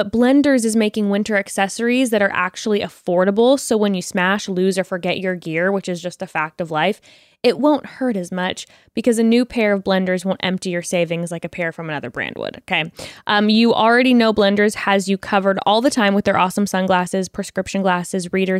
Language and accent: English; California, United States; Well, unfortunately, I grew up in Orange County and I wasn't so great on the slopes, okay?